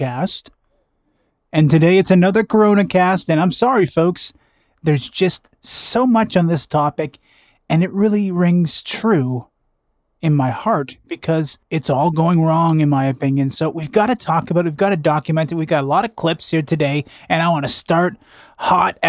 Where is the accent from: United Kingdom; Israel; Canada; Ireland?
Canada; Vancouver, British Columbia; a Vancouver restaurant, my hometown.